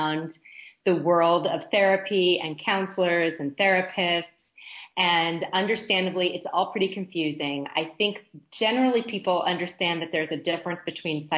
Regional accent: United States; moved away as an adult; as an American

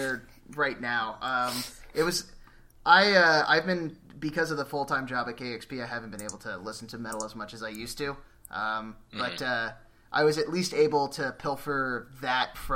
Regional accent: Colorado, United States; I'm originally from Colorado

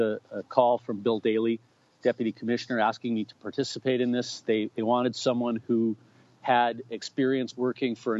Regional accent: Winnipeg, Manitoba, Canada; born or raised there

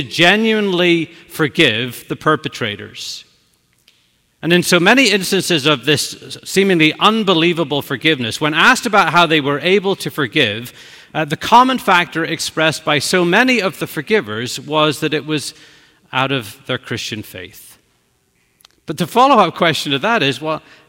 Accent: Belfast, Northern Ireland, United Kingdom; moved away as an adult; now in New York, United States; old high school friends from long ago in Belfast

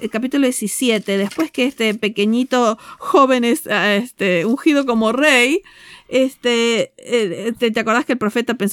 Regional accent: Argentina; A nosotros nos gusta mucho el fútbol porque somos de Argentina.

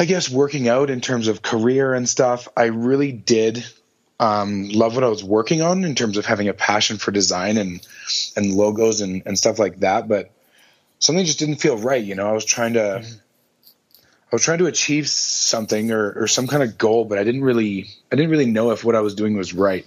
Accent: Calgary, Alberta, Canada; born and raised in Calgary, Alberta

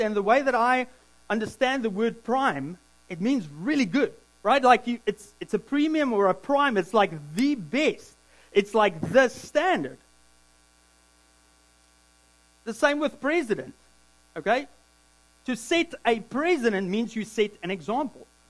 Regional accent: South Africa; also born or lived in Williams Lake, Canada; now in Squamish, Canada; I'm a South African, but I'm a Canadian citizen

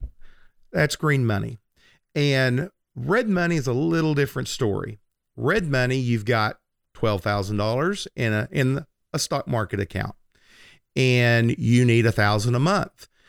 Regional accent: Lindsay, Oklahoma, United States; when I was a teenager, um, lit, growing up on Francis Street in Lindsay, Oklahoma

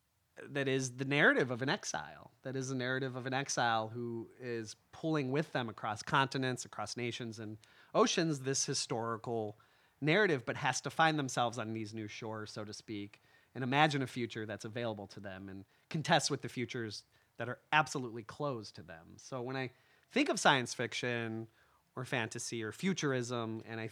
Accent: Chicago, Illinois, United States; I grew up in Old Irving Park and then Rosales suburb of Chicago

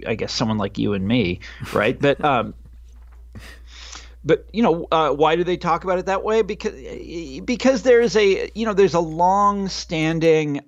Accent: Kansas, United States; my home state of Kansas

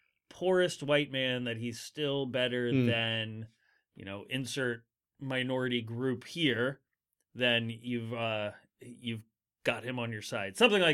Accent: Virginia, United States; I'm from Virginia. You know, we get one decent snowfall a year in Richmond.

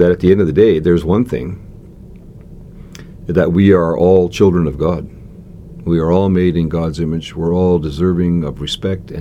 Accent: Canada; I am a Canadian citizen

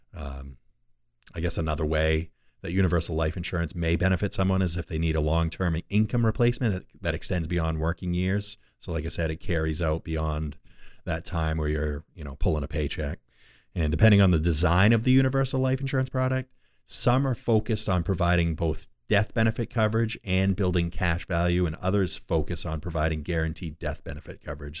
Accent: Rumford, Maine, United States; my old stomping grounds where I was born and raised in Rumford

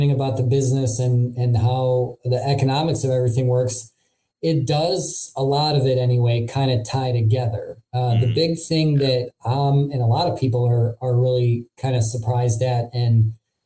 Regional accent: Midwest, United States; accent: nasally Midwestern; my nasally Midwestern accent

